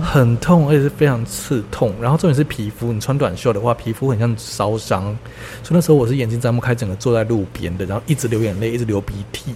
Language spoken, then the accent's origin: Chinese; Taiwan; 因为我是台湾人吧